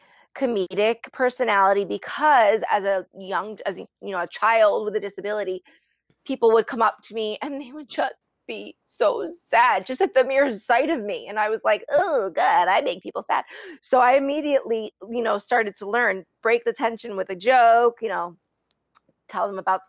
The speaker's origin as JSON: {"language": "English", "region": "New Jersey", "country": "United States", "said": "I am Sicilian, I am from Jersey"}